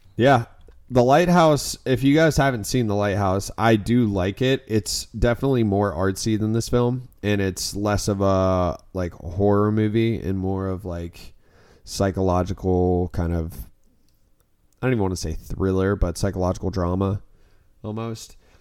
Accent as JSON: {"language": "English", "region": "Florida", "country": "United States", "said": "I'm from Florida"}